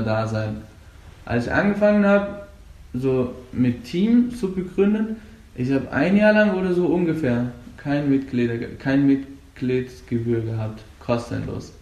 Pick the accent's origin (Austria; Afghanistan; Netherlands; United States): Afghanistan; German is a second language; now in Germany; Und ich komme aus Afghanistan. Ich lebe seit fünf Jahren etwa hier in Deutschland.